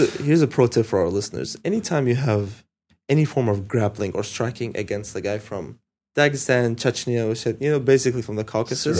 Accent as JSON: {"language": "English", "country": "United States", "also_born_or_lived": "Syria", "said": "I'm Syrian American, jiu-jitsu athlete"}